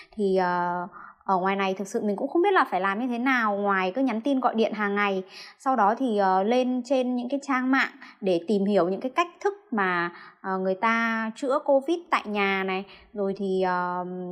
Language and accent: Vietnamese; Lạng Sơn, Vietnam; now in Hanoi, Vietnam; mình đến từ Lạng Sơn